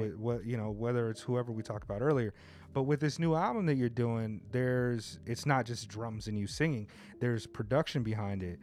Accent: Southern California, United States; now in Japan; I grew up in Southern California

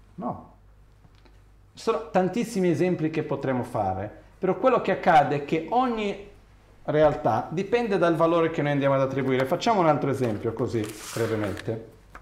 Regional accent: Brazil; moved away; quando ero ragazzino in Brasile

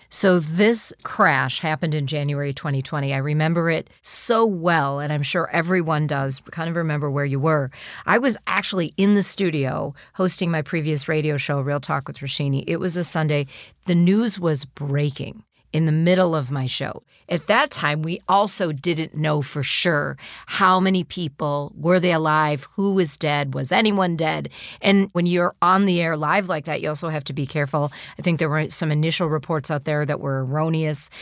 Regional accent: United States; being an American

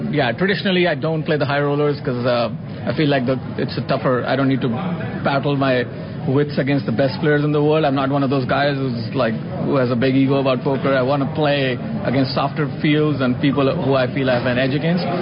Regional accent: India; now in United States; I'm an Indian. I was born in India

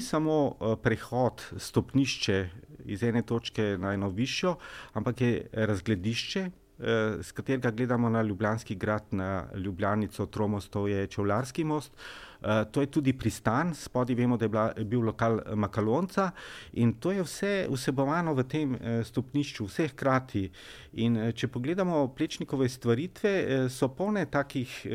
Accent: Slovenia; Slovenci smo

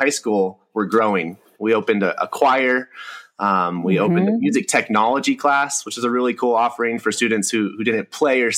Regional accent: Hemet, California, United States; moved away as an adult; also born or lived in Long Beach, California; now in Mammoth Lakes, United States; I grew up in Southern California, in the Inland Empire, a little place called Hemet, desert town

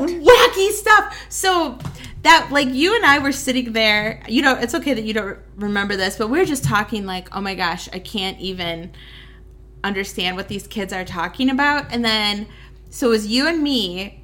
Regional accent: Waukesha, Wisconsin, United States; I grew up in Waukesha, which is in Waukesha County

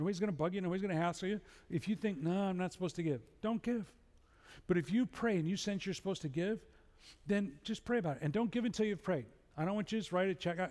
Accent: Chicago, Illinois, United States; I'm from Chicago

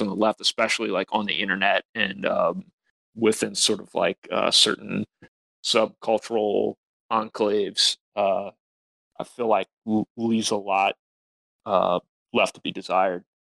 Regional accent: Louisiana, United States; we're we're from Louisiana

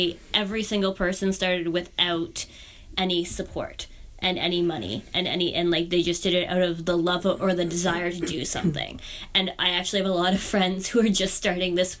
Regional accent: Canada; I'm a terrible Canadian

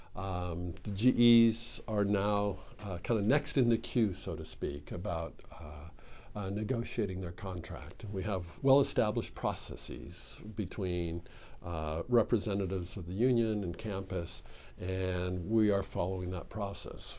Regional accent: Midwest, United States; moved away as an adult; now in Oregon, United States; I come from the Midwest

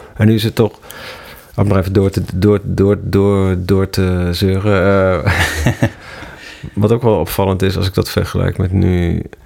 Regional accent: Ermelo, Gelderland, Netherlands; moved away as an adult; also born or lived in Amsterdam; In dat dorp waar, waar, waar ik vandaan kwam

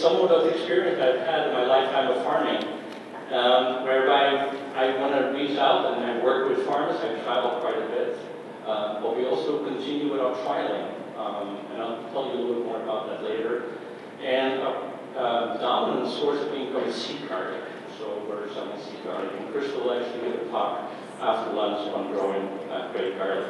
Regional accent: Amsterdam, North Holland, Netherlands; moved away as an adult; also born or lived in Minnesota / New York; now in Johnstown, United States; I was born in Amsterdam, in the Netherlands, and decided I wanted to be a farmer

